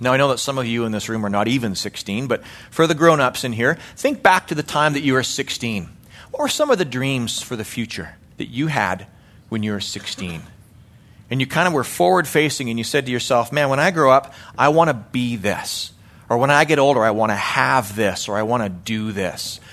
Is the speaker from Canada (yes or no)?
yes; Calgary, Alberta, Canada; moved away as an adult; now in United States; I grew up in Western Canada, a place called Calgary, Alberta.